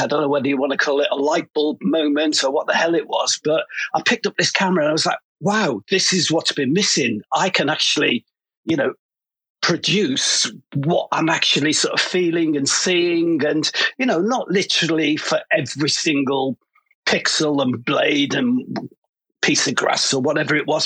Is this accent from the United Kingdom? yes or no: yes; Liverpool, North West England, United Kingdom; moved away as an adult; now in London, United Kingdom; I come from Liverpool